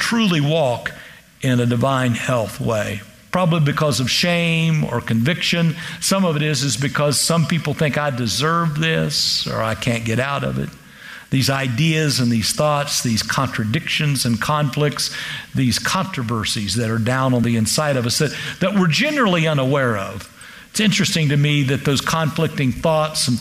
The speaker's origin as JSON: {"language": "English", "region": "Kansas", "country": "United States", "said": "I'm from Kansas"}